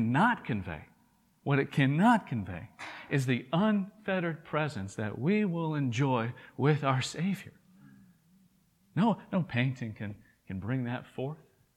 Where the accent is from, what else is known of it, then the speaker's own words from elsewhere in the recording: Tennessee, United States; accent: southern drawl; if you're from Tennessee, where I'm from